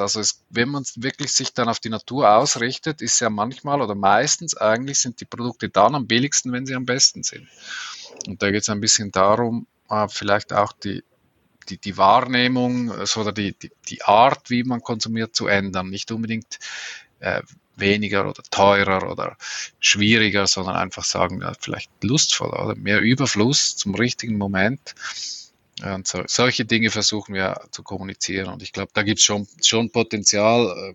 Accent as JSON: {"language": "German", "country": "Switzerland", "said": "als Schweizer kann ich das schlecht sagen"}